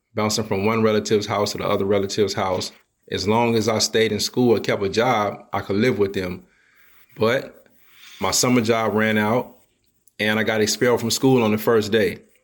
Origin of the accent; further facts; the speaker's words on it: New Orleans, Louisiana, United States; moved away; also born or lived in California; I'm originally from New Orleans, right? And I grew up in the Ninth Ward of Hurricane Katrina fame.